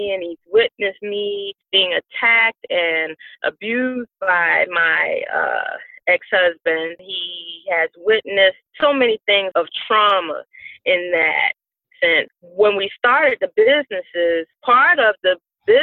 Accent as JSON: {"language": "English", "town": "Savannah", "region": "Georgia", "country": "United States", "tie": "born or raised there", "moved": "as an adult", "said": "I am a native of Savannah, Georgia"}